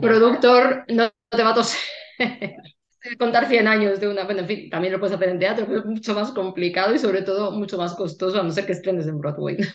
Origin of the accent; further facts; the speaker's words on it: Madrid, Community of Madrid, Spain; como buena madrileña